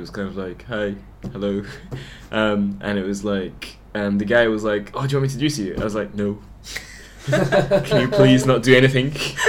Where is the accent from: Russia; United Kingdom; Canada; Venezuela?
United Kingdom; So I decided to, because I'm British, so I was like, I'll go back to the UK, this is awesome.